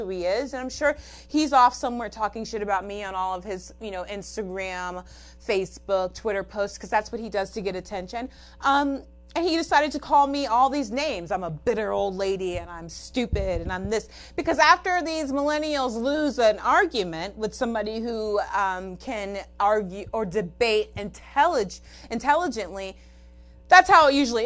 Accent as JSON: {"language": "English", "region": "California", "country": "United States", "said": "I'm from California"}